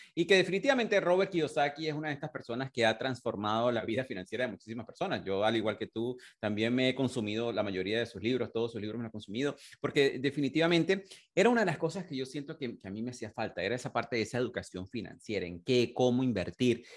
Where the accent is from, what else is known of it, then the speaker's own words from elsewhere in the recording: Venezuela; moved away as an adult; also born or lived in United Kingdom; cuando yo emigré de, de, de, de Venezuela hace más de 21 años